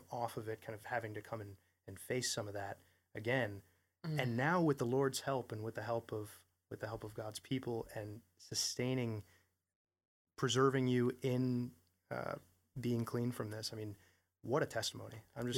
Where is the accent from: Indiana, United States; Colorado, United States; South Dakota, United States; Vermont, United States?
Vermont, United States; I grew up in Vermont and I mean, I just know a lot of people in Vermont who wrestled with drug addiction.